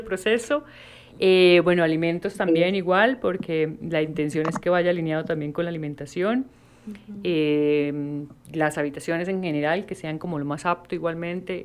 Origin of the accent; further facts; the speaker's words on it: Colombia; siendo eh, colombianas